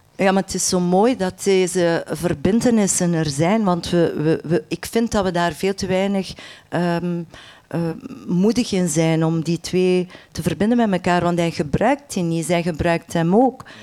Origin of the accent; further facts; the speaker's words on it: Menen, Flanders, Belgium; Want ik ben van West-Vlaanderen, ik ben geboren aan de Franse grens in Menen.